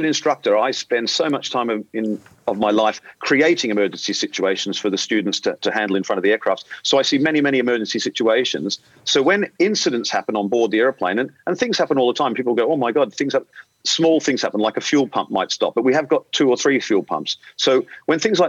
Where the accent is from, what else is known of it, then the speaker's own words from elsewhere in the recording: Australia; moved away as an adult; now in London, United Kingdom; being an Australian, if you haven't picked up my accent yet, being an Australian